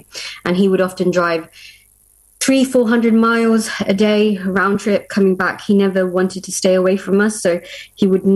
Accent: Luton, East of England, United Kingdom; We're from Luton in Bedfordshire

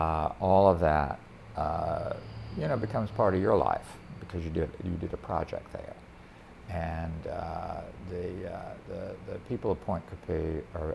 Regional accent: Colquitt, Georgia, United States; moved away as an adult; also born or lived in Atlanta, Georgia / San Francisco; now in Louisiana, United States; I grew up in a little town called Colquitt, Georgia, which is way down in the southwest

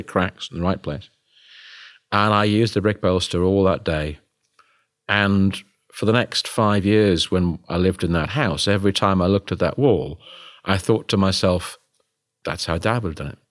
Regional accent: United Kingdom; me being British

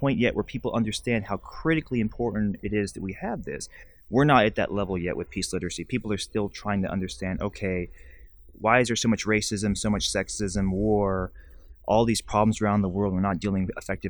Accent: Alabama, United States; When I was growing up, I grew up in the United States in Alabama

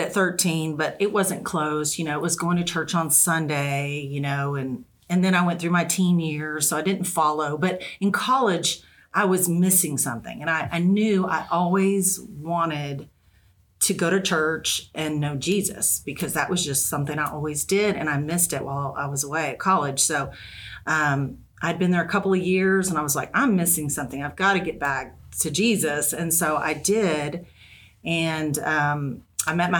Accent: Texas, United States; moved away as an adult; now in Northwest Arkansas, United States; We're originally from Texas, so our family's still close and we can visit anytime

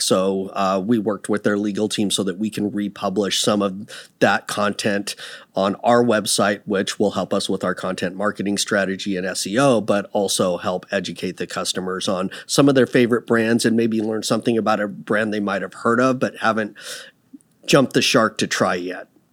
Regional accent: Seattle, Washington, United States; moved away as an adult; also born or lived in Texas / Puyallup / Tacoma; now in Dallas, United States; I grew up in Seattle 'cause I was a military brat

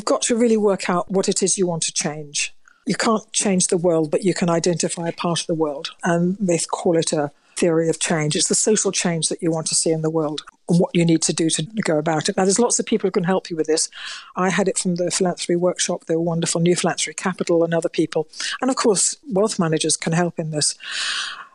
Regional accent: Manchester, North West England, United Kingdom; now in Bath, United Kingdom; I was born in Manchester and, you know, I'm now living in Bath.

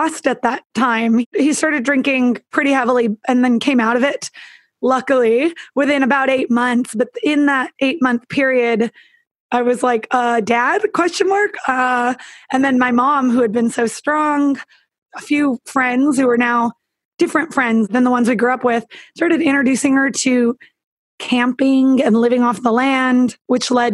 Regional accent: Northern California, United States; I even took a girlfriend back to my hometown because I'm from Northern California.

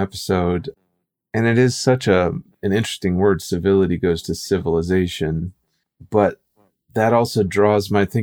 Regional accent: Midwest, United States; I grew up in the Midwest where it was like 5 o'clock dinner

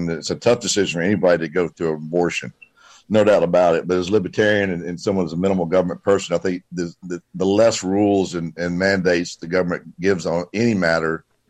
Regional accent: Columbia, United States; We were raised in Columbia.

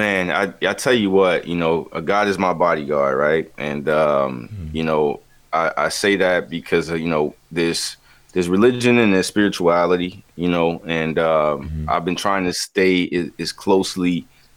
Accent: the Carolinas, United States; growing up in the Carolinas

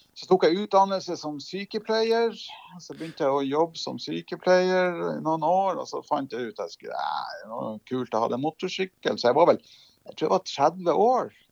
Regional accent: Lofoten, Nordland, Norway; moved away as an adult; now in Oslo, Norway; så er jeg jo opprinnelig kommer jeg jo fra Lofoten, oppe i Nord-Norge.

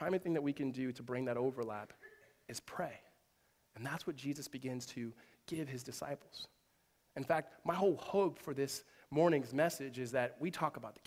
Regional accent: Southern California, United States; born or raised there

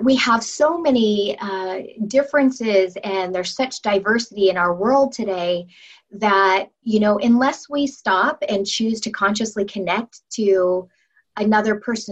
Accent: Federal Way, Washington, United States; we grew up in Federal Way

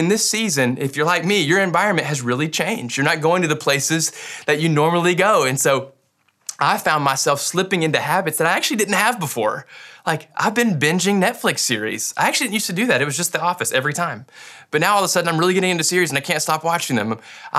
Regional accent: Kentucky, United States; Like, I grew up in Western Kentucky. That used to be what all me and my farm friends wore, but now it's trendy.

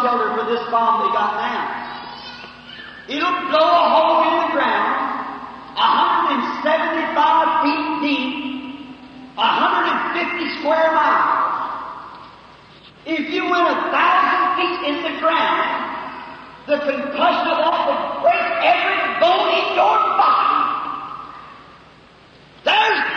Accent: United States; I'm American

